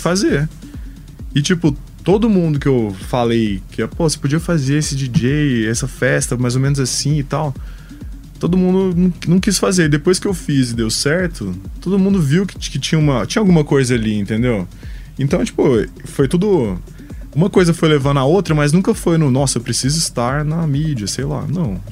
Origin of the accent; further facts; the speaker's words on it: Goiânia, Goiás, Brazil; Goiânia, que é de onde eu sou